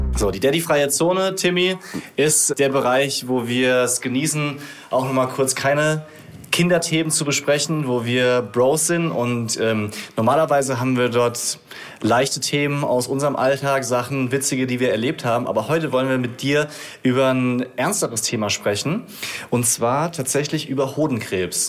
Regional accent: Rhineland-Palatinate, Germany; ich habe dann halt zu meinen Wurzeln zurückgefunden, weil ich komme aus der Pfalz

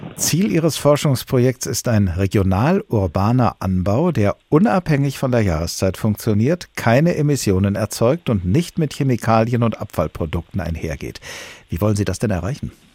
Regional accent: Germany; bei uns in Deutschland

